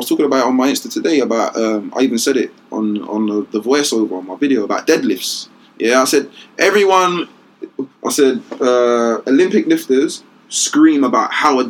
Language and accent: English; London, United Kingdom; I'm from Canning Town.